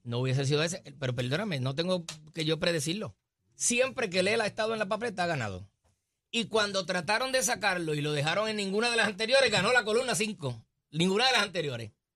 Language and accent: Spanish; Puerto Rico